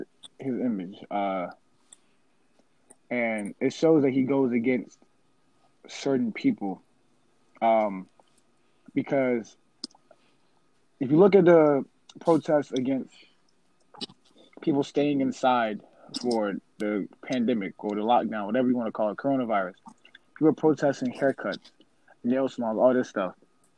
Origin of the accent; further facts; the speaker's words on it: Charlottesville, Virginia, United States; A couple years ago, in my hometown, the KKK came to Charlottesville.